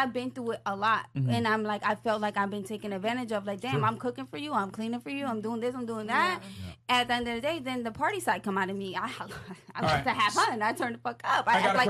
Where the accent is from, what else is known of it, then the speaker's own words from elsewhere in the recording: Delaware, United States; also born or lived in Guyana; now in Miami, United States; because I moved to Miami, because I'm from Delaware. Once I moved to Miami